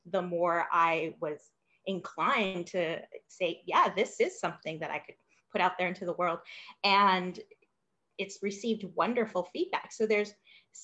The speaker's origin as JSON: {"language": "English", "town": "Los Angeles", "region": "California", "country": "United States", "said": "I came from Los Angeles, hugely diverse city"}